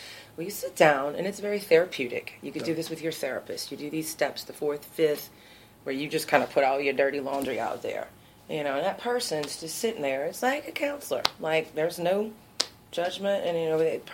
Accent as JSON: {"language": "English", "area": "Cajun", "region": "Louisiana", "country": "United States", "said": "straight coon ass"}